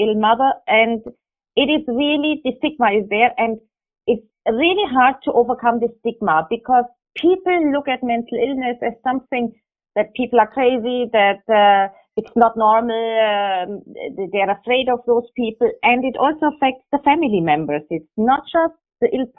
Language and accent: English; Germany; moved away as an adult; now in Abu Dhabi, United Arab Emirates; I grew up in Germany